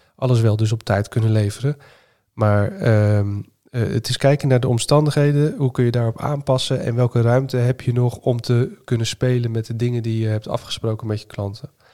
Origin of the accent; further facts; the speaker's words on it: Zeeland, Netherlands; now in Utrecht, Netherlands; Ik kom zelf uit Zeeland oorspronkelijk